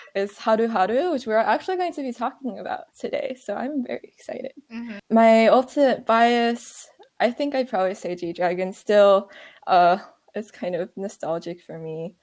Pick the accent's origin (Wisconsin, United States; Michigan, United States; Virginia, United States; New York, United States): Virginia, United States; I'm from Virginia